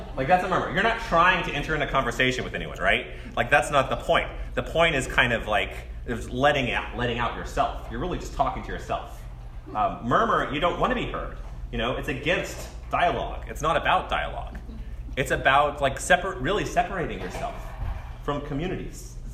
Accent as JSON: {"language": "English", "town": "College Station", "region": "Texas", "country": "United States", "tie": "born or raised there", "said": "I grew up in College Station"}